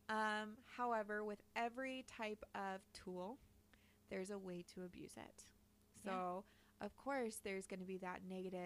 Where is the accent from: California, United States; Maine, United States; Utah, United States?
Utah, United States; we're recording from Utah. We're from Utah. We're a fucking weird-ass state